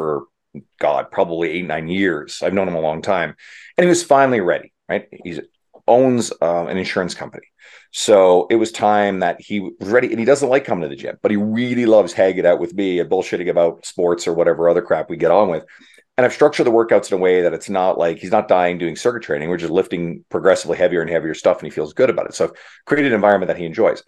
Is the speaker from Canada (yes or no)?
yes; Canada; I'm Canadian